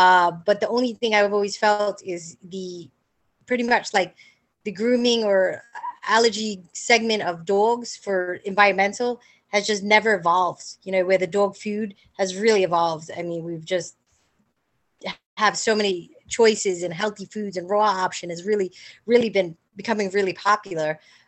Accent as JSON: {"language": "English", "town": "Staten Island", "region": "New York", "country": "United States", "tie": "born or raised there", "said": "I grew up in Staten Island."}